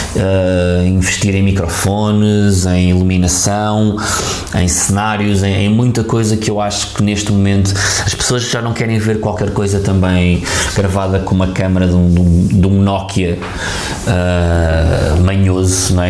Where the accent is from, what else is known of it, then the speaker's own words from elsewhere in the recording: Lisbon, Portugal; Lisboa, a minha terra